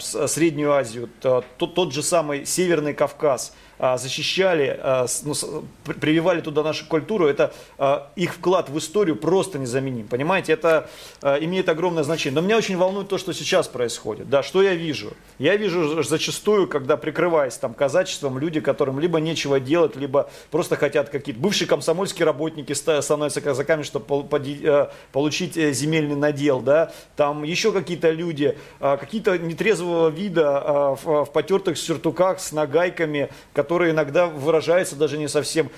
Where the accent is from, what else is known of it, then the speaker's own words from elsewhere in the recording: Taganrog, Rostov Oblast, Russia; я родился и вырос просто на Дону, в Ростовской области, в городе Таганроге